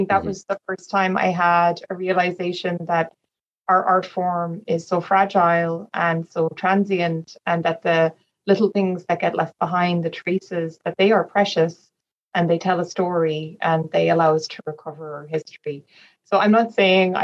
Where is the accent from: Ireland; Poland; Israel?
Ireland; Dublin, Leinster; I am from Ireland. I come from Dublin